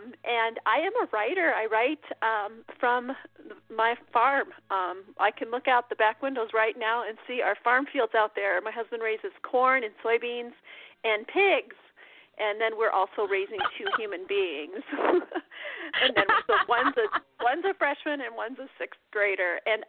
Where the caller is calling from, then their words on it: Iowa, United States; Yeah, I'm calling you from Iowa. It is snowy here. We are actually snowed in our house right now. It's like Snowmageddon. And I am a writer. I write from my farm.